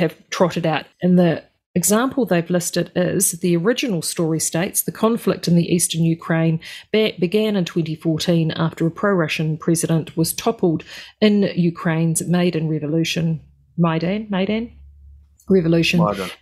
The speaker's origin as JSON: {"language": "English", "country": "New Zealand", "said": "being Kiwi"}